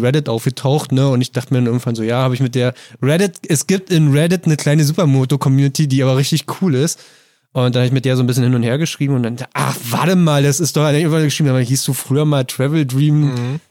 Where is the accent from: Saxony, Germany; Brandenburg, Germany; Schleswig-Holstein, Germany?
Brandenburg, Germany; bei uns in Brandenburg